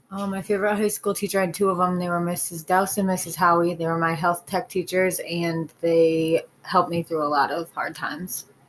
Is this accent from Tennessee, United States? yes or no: no; Pittsfield, Massachusetts, United States; Pittsfield, Massachusetts